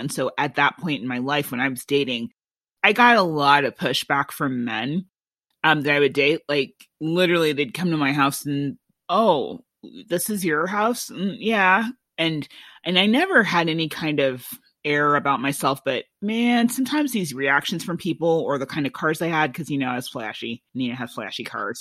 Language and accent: English; Iowa City, Iowa, United States; growing up in Iowa City